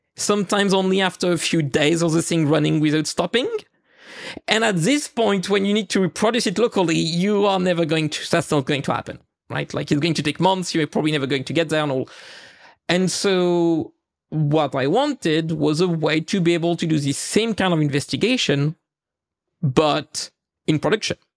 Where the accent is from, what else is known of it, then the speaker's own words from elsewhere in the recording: the east of France, France; accent: French; English is a second language; I live in France, right? Like, so my, my accent may have helped a few listeners to discover that. And in the east of France, particularly